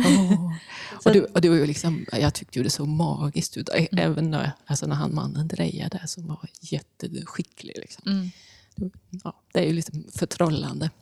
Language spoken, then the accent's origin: Swedish; Bornholm, Capital Region of Denmark, Denmark; moved away; hemma på Bornholm där jag växte upp